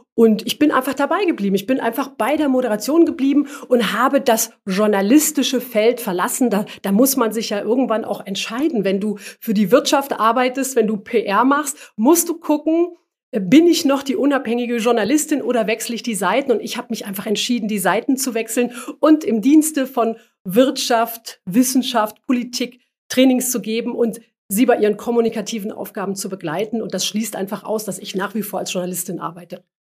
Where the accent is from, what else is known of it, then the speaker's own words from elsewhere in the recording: former East Germany, Germany; ich komme ursprünglich aus der früheren DDR. Als ich zur Schule gegangen bin